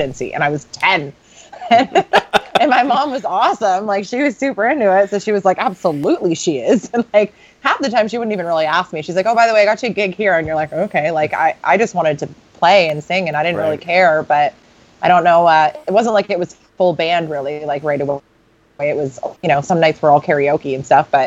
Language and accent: English; Alberta, Canada; I grew up in Alberta.